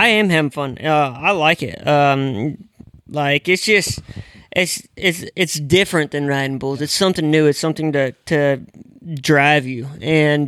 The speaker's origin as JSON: {"language": "English", "area": "the Northwest", "region": "Pacific Northwest", "country": "United States", "tie": "born or raised there", "moved": "yes", "said": "I grew up in the Northwest"}